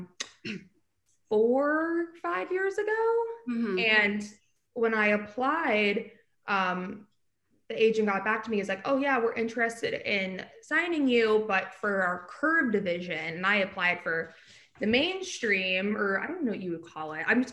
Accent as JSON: {"language": "English", "region": "Pennsylvania", "country": "United States", "moved": "yes", "lives_now": "New York City, United States", "said": "I'm from Pennsylvania, I'm actually in Pennsylvania"}